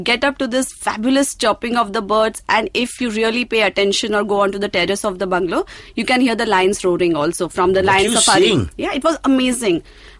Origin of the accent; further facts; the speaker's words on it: Mumbai, Maharashtra, India; I'm from Mumbai.